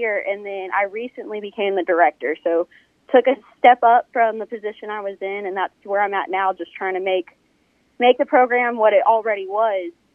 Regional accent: Austin, Texas, United States; moved away as an adult; also born or lived in Odessa, Texas / Greeneville, Tennessee; now in Mississippi, United States; I was actually born and raised in Austin, Texas

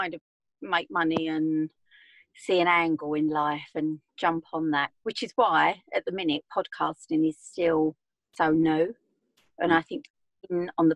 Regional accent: Essex, East of England, United Kingdom; I'm from Essex, as you can probably tell.

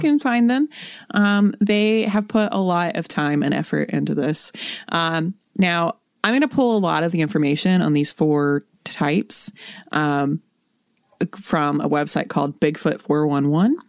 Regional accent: North Central West Virginia, United States; I am from North Central West Virginia. I am from the woods.

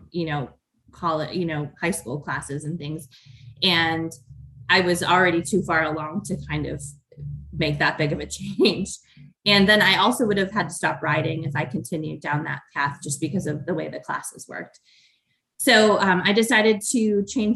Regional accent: Chicago, Illinois, United States; now in Ohio, United States; So I grew up in outside of Chicago

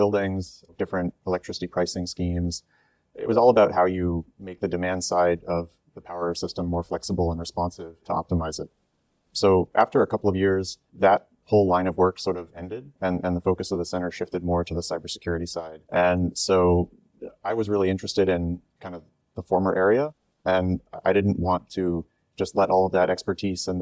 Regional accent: United States; moved away as an adult; now in Singapore; I grew up in the US, just outside of Washington, D.C.

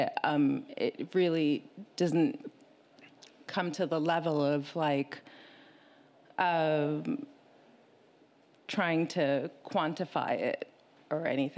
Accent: Kilimanjaro, Tanzania; moved away; also born or lived in Ethiopia / New York / London; I'm from Tanzania

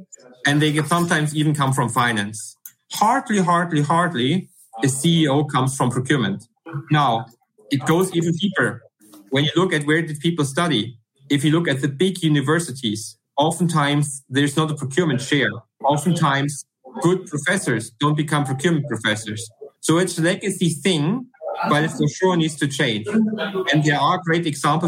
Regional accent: Germany; accent: German; English is a second language; as you can hear by my accent, I'm from Germany.

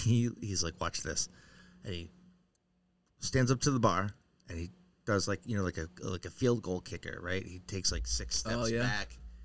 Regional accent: New Hampshire, United States; I'm from New Hampshire.

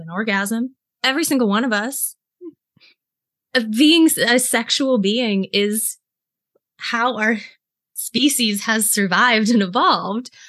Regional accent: Greenville, South Carolina, United States; I was raised in South Carolina, which is the buckle of the Bible Belt. I was raised in Greenville, which is home to Bob Jones University.

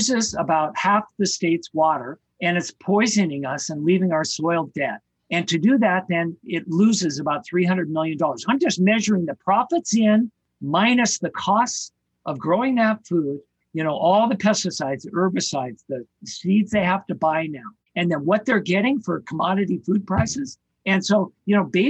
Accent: Ketchum, Idaho, United States; where I grew up in Ketchum, Idaho

